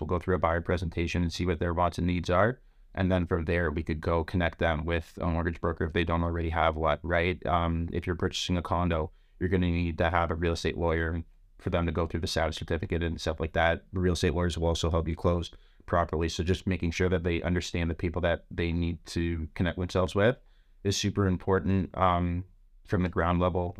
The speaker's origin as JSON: {"language": "English", "town": "Toronto", "region": "Ontario", "country": "Canada", "said": "I'm a kid from Scarborough"}